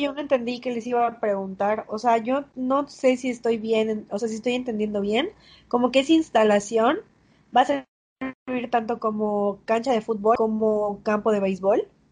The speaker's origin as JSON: {"language": "Spanish", "town": "Mérida", "region": "Yucatán", "country": "Mexico", "tie": "born or raised there", "said": "yo nací en el Cuculcán"}